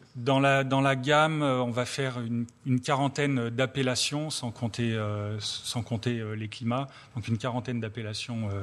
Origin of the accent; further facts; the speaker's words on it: Drôme, Auvergne-Rhône-Alpes, France; je suis dromois